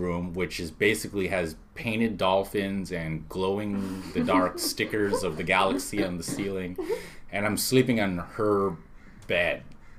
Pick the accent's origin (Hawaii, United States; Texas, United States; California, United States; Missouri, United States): Hawaii, United States; Honolulu; born there; I was born in Honolulu.